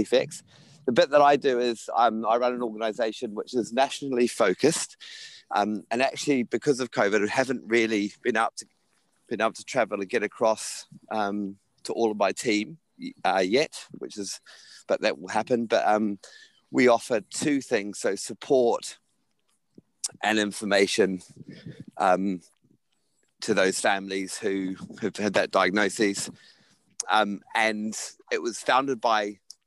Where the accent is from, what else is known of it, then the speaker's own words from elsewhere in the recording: New Zealand; growing up in New Zealand